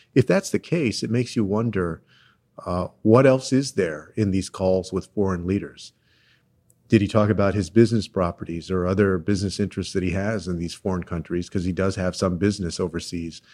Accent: Texas, United States; my home state of Texas

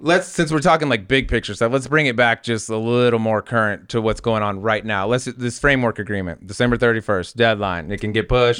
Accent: Denver, Colorado, United States; I grew up in Denver and I that's where I'm from

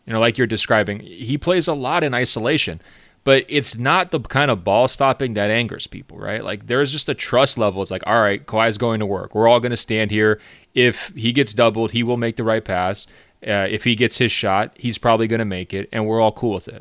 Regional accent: Beaverton, Oregon, United States; my hometown of Beaverton, Oregon

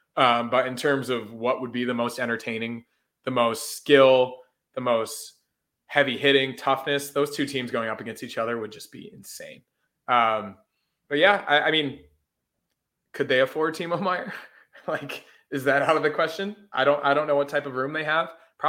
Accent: Canada; like, I know more hockey than you because I'm Canadian.

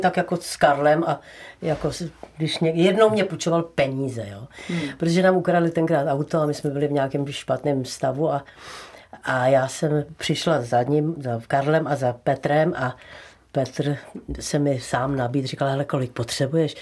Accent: Prague, Czechia; moved away as an adult; now in Nový Jáchymov, Czechia; já jsem sice Pražačka, která je, já jsem se narodila v, na, na Národní sedm, lépe řečeno v poradnici u Apolináře

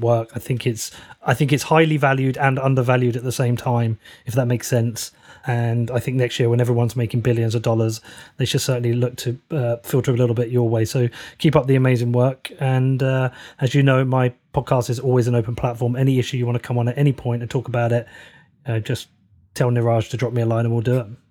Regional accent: United Kingdom; being a British citizen

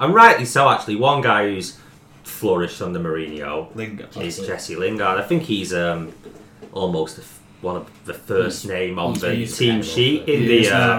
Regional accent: England, United Kingdom; I'm English.

